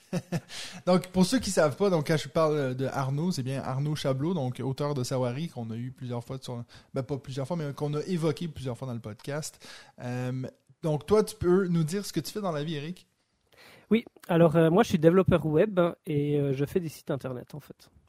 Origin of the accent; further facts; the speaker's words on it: Neuchâtel, Switzerland; now in Vienna, Austria; Alors, à la base, je viens de Neuchâtel.